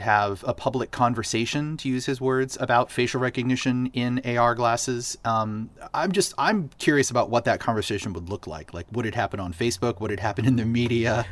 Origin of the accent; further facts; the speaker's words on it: Boston, Massachusetts, United States; Boston, my hometown.